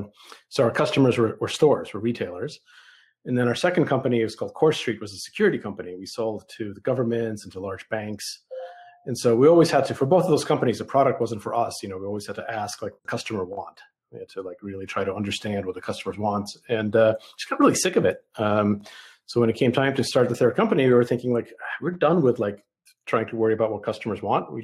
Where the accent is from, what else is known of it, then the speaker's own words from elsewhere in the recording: New York City, New York, United States; English is a second language; moved away as an adult; also born or lived in Soviet Union / Boston / San Francisco Bay Area; now in Bentonville, United States; I grew up in the Bronx, in New York City